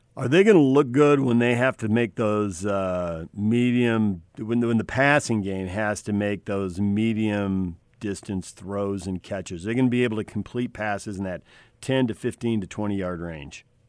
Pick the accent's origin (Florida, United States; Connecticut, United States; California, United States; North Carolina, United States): California, United States; Chula Vista; moved away; also born or lived in Santa Barbara; I grew up in the South Bay. Different bay, though